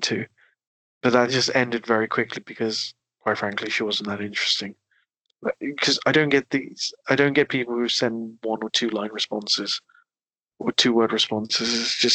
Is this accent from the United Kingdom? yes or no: yes; United Kingdom; being British and Indian